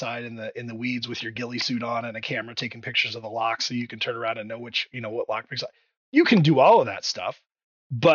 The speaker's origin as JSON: {"language": "English", "region": "Indiana", "country": "United States", "moved": "yes", "said": "I'm from Indiana originally"}